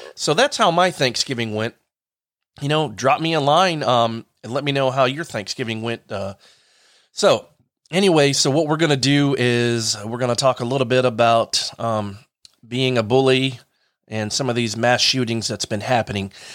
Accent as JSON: {"language": "English", "region": "Delaware", "country": "United States", "moved": "yes", "lives_now": "Lakeland, United States", "said": "I'm from Delaware."}